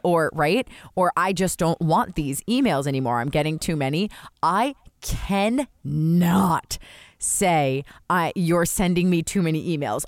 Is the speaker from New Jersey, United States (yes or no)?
yes; New Jersey, United States; I grew up in Jersey